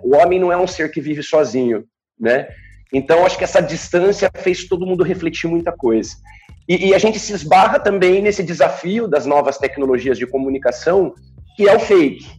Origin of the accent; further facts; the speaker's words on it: Bauru, São Paulo, Brazil; also born or lived in Araraquara; Eu não sou bauruense, mas me naturalizo bauruense, não né? nasci em Araraquara, mas moro em Bauru desde pequeno